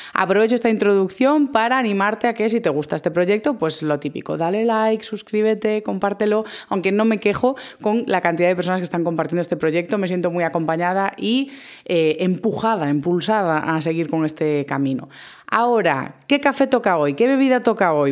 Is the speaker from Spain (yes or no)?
yes; A Coruña, Galicia, Spain; yo soy del norte, soy de Galicia, a Coruña